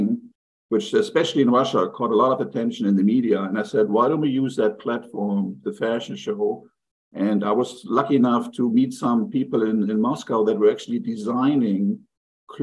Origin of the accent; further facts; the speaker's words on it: Germany; moved away; also born or lived in New York; born in New York, but my parents were German immigrants, so I grew up in Germany. You can hear the accent